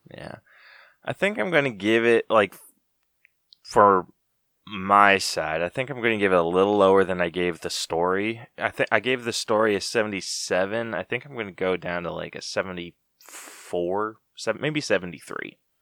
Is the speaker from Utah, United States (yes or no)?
yes; Utah, United States; growing up in Utah